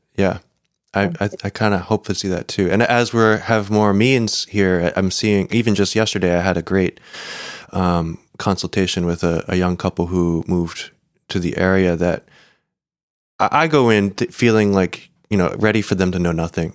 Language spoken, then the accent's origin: English; United States; as an American